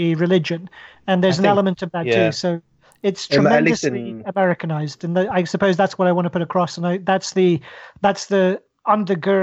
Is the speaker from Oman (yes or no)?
yes; Oman; moved away; I grew up in Oman